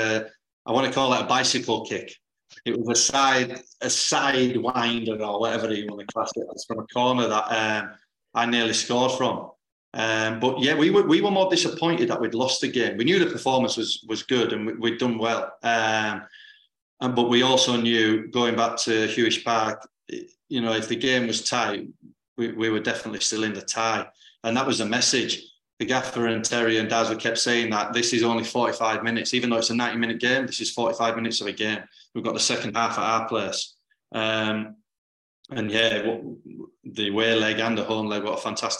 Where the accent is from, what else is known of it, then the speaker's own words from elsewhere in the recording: the north of England, United Kingdom; as a Northerner, I like that, because I class that as Northern